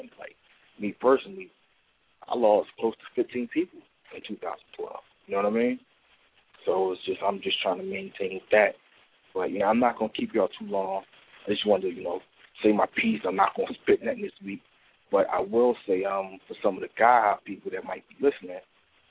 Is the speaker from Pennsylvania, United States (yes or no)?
yes; Philadelphia, Pennsylvania, United States; I'm from Philly